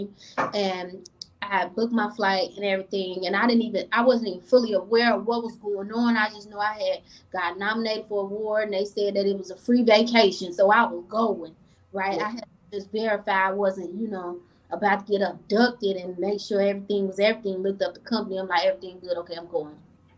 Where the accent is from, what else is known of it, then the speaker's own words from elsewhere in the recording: Chicago, Illinois, United States; now in Rochester, United States; I come from Chicago where I was taught growth and development